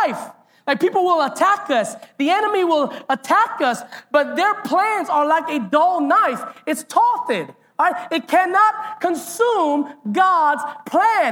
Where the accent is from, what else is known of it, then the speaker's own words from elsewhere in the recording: Hilo, Hawaii, United States; growing up in Hilo